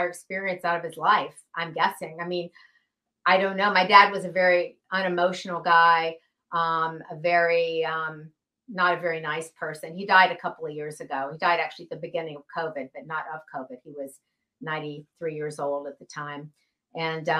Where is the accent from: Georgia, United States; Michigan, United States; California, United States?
Georgia, United States; Atlanta; I was actually raised in Atlanta, Georgia